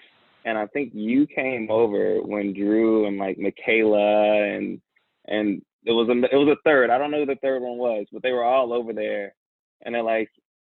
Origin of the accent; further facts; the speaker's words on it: Indianapolis, Indiana, United States; I actually grew up in Indianapolis, Indiana, in the inner city